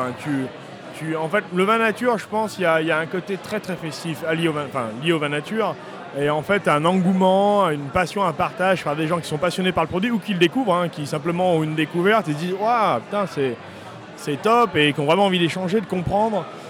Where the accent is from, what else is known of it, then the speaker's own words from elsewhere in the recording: Beaujolais, Auvergne-Rhône-Alpes, France; vigneron dans le Beaujolais depuis une famille qui est là depuis cinq générations au même endroit.